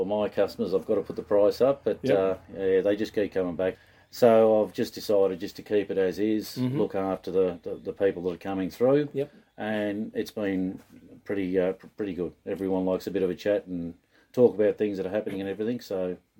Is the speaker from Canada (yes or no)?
no; Deniliquin, New South Wales, Australia; I am from Deniliquin, Car-o-tel and Caravan Park.